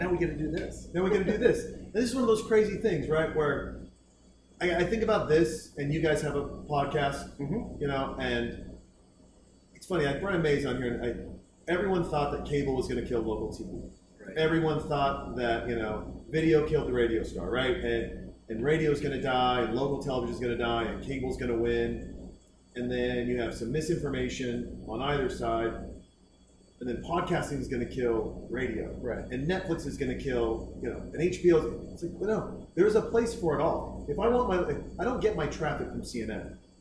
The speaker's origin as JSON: {"language": "English", "town": "Baker City", "region": "Oregon", "country": "United States", "tie": "born or raised there", "also_born_or_lived": "Boise, Idaho", "moved": "yes", "lives_now": "Austin, United States", "said": "grew up in Oregon"}